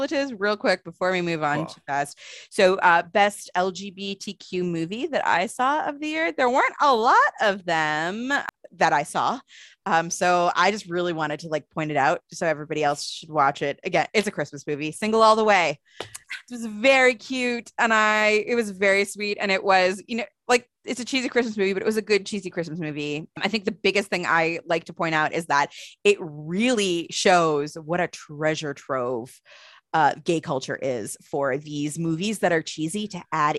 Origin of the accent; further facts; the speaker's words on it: Buffalo, New York, United States; I was born in Buffalo